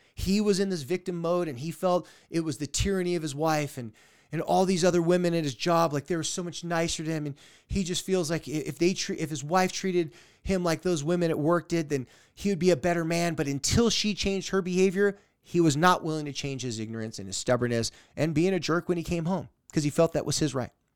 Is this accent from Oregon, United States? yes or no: no; San Diego, California, United States; my hometown and my area in San Diego, California